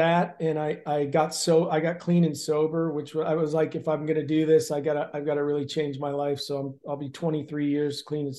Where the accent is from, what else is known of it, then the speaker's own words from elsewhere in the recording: Canton, Ohio, United States; now in Los Angeles, United States; I grew up in Canton, Ohio, playing football and wrestling. I went to college at Wright State University in Dayton to wrestle for 3 years.